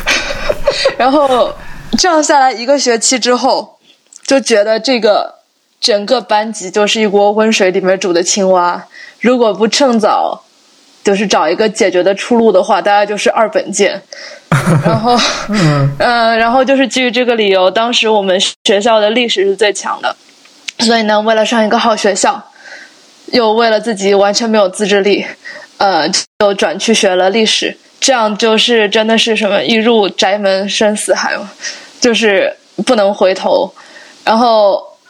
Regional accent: Shanghai, China; moved away as an adult; also born or lived in Chicago; now in Santa Barbara, United States; 像我这样在温暖的地方长大的，我是上海人

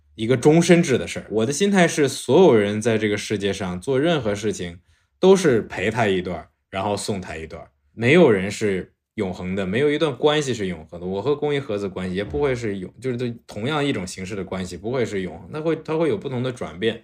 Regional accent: Ningxia, China; moved away; 我老家是宁夏的

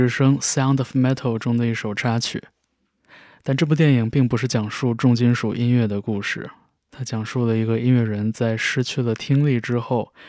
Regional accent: Changchun, Jilin, China; 和我一样来自长春的朋友，在他出发去德国的前夜登门拜访，我留给他一套《…》的 CD，相视无言。我猜可能是因为我们的家乡都是不那么重要的城市

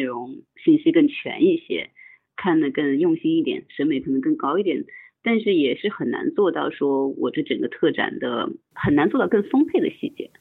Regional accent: Nanjing, Jiangsu, China; 我一个在南京就生长这么多年的人

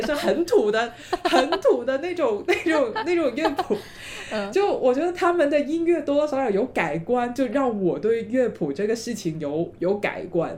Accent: Guangdong, China; accent: Cantonese (Guangdong) accent; first language Cantonese; Chinese is a second language; 大家听我的普通话就肯定能猜得出来我是哪里人，因为我的普通话有很浓的这个广东的口音嗯。其实我从小到大都是说着粤语长大的嗯。，然后我普通话是上了小学以后才学

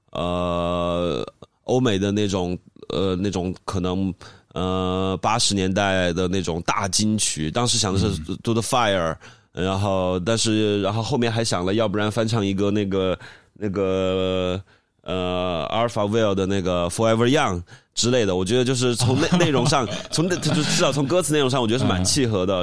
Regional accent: Guangyuan, Sichuan, China; moved away; 在我老家的镇上，保伦镇上

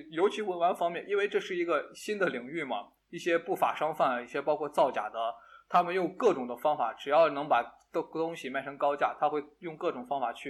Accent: Shaanxi, China; accent: Shaanxi dialect; 我们陕西话就是啊，经常会说

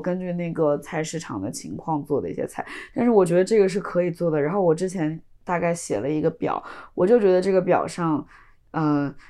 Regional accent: Wuhan, Hubei, China; moved away; 我是武汉人嘛，然后我从小吃了很多湖北菜

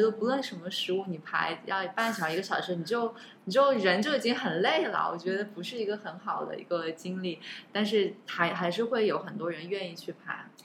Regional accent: China; also born or lived in United States; now in Singapore; 我是中国人

